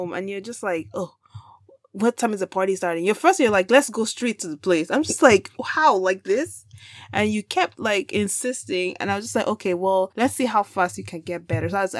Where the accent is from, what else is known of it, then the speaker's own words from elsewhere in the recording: Lagos, Nigeria; moved away; So I am Igbo. Well, I grew up in Lagos.